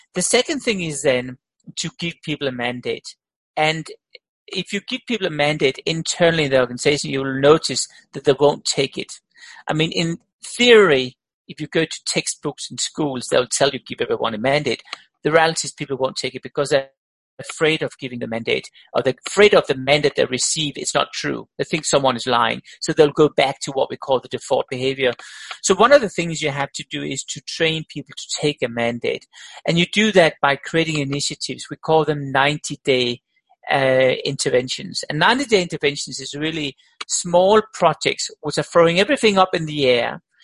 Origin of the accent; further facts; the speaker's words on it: Denmark; also born or lived in Australia; now in Switzerland; I'm born in Denmark